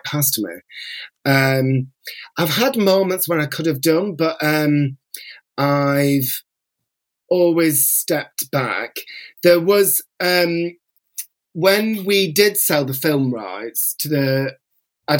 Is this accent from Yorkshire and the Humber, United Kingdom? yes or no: no; Bolton, North West England, United Kingdom; also born or lived in North London; now in London, United Kingdom; I will always be considered a Boltonian.